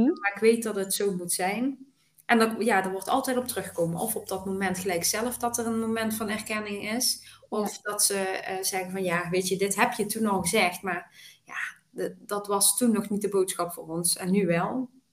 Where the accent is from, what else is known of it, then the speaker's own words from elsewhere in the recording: Weert, Limburg, Netherlands; geboren en getogen in Weert